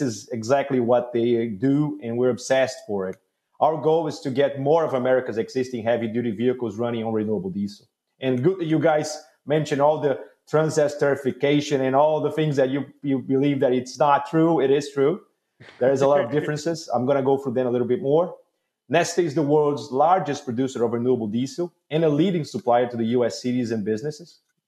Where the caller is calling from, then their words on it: Houston, Texas, United States; We're in Houston. It's pleasant.